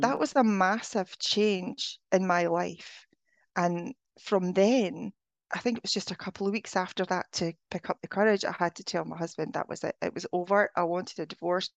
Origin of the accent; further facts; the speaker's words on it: Scotland, United Kingdom; moved away; I'm originally from Scotland